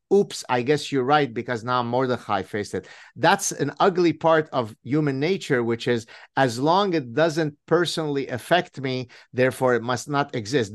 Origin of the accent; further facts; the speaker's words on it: Lebanon; moved away; when I grew up in Lebanon